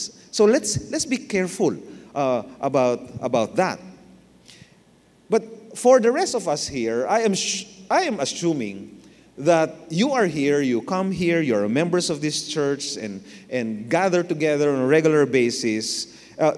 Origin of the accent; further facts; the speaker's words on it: Manila, Metro Manila, Philippines; I was born in Manila, Tondo, Manila. I grew up in Manila.